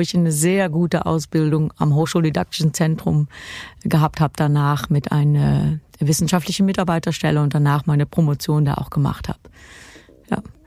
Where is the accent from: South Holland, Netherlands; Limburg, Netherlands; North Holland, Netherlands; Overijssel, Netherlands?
Limburg, Netherlands; Kerkrade; Kerkrade die Stadt ist, wo ich geboren bin